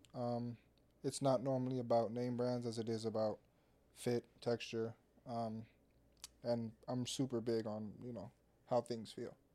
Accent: Orlando, Florida, United States; growing up in Orlando

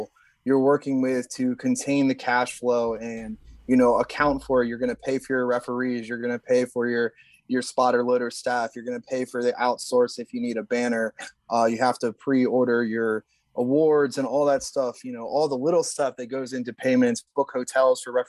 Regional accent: Delaware, United States; also born or lived in Salisbury, Maryland; my home state of Delaware

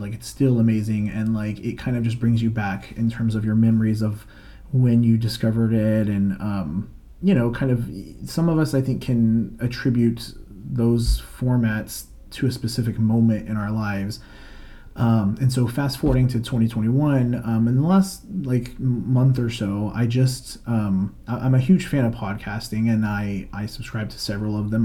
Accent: Florida, United States; I'm from Florida, currently based there as well in the Orlando area.

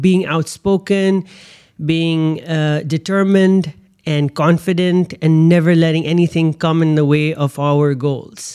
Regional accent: Pakistan; born and bred in Pakistan with a passport from Pakistan

